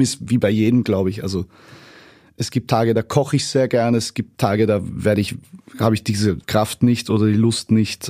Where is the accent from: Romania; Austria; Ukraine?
Austria; Vienna; born or raised there; also born or lived in Leverkusen, Germany / rural Austria